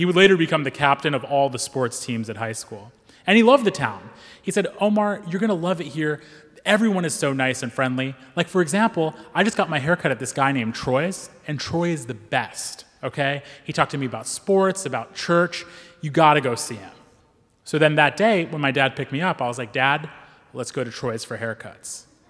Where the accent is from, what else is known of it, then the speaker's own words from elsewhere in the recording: Pakistan; now in United States; I'm a Pakistani Muslim. And in 2003, I moved to rural Missouri.